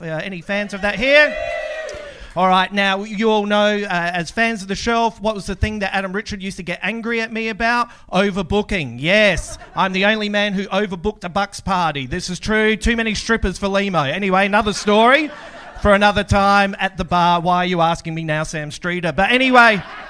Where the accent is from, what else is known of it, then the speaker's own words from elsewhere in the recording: Australia; But I'm an Australian comedian. I've been earning hundreds of dollars for years.